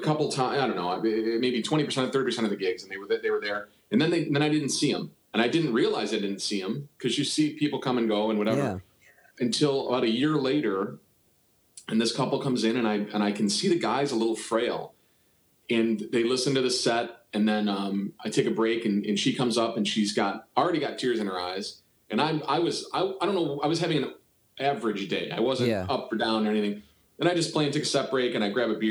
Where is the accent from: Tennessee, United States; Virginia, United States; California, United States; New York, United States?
New York, United States; Buffalo; moved away as an adult; now in Cleveland, United States; I'm from Buffalo, New York